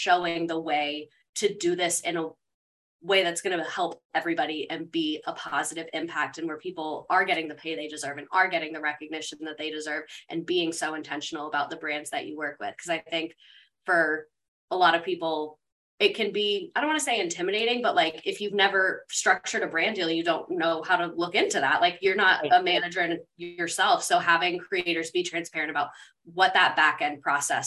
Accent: Georgia, United States; moved away; also born or lived in Florida; I grew up in Georgia

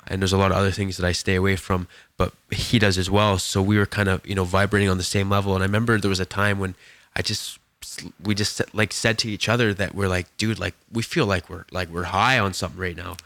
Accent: Edson, Alberta, Canada; moved away as an adult; now in Kelowna, Canada; went back to my hometown, and, um, and ended up, um, cutting hair that day in my shop back in Edson

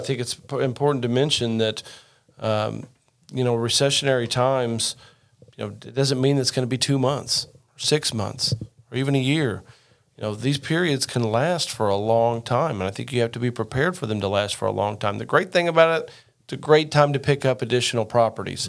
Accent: Rockport, Indiana, United States; my hometown of uh, Rockport, Indiana, just outside of Evansville, southern part of the state

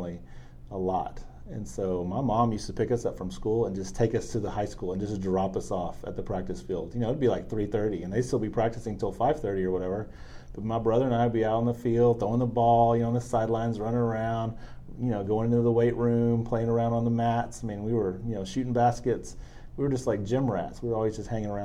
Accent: San Antonio, Texas, United States; also born or lived in Lufkin, Texas; we grew up in San Antonio

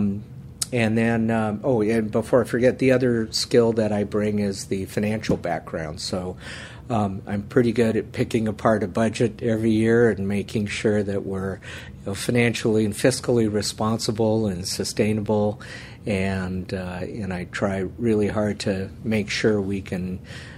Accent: Menlo Park, California, United States; also born or lived in New York / San Francisco; I grew up in Menlo Park

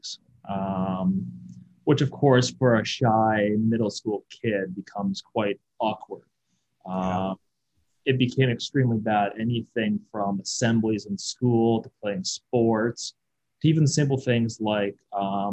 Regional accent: Kelowna, British Columbia, Canada; I was born and raised in Kelowna

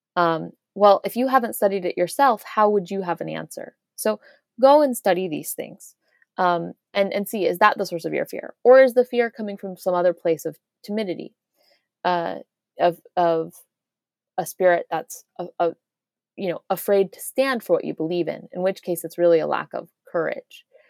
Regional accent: Irvine, California, United States; moved away as an adult; also born or lived in Cambridge, Massachusetts; I grew up in the United States, in Orange County

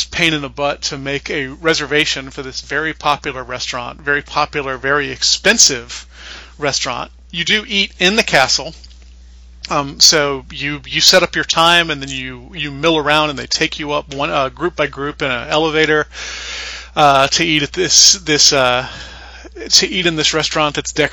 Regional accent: the South, United States; I'm from the South

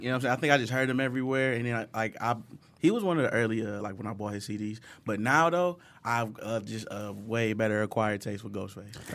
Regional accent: Detroit, Michigan, United States; growing up in Detroit, uh, son of a single mo-, I'm a older brother, too

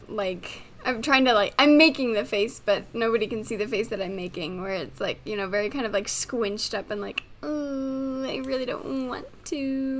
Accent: Midwest, United States; Yeah, I grew up in the Midwest

